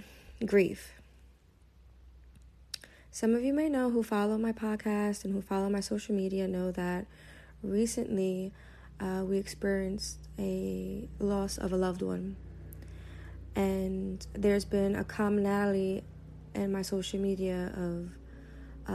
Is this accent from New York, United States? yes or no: yes; New York City, New York, United States; growing up in East New York